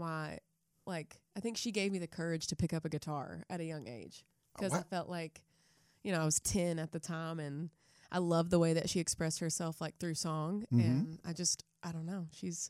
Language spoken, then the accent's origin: English; East Tennessee, United States; now in Nashville, United States; So we're from East Tennessee. It's like 2.5 hours east of Nashville. Dollywood is kind of in that area. So we're from like the valley of the Smoky Mountains, I guess you'd say.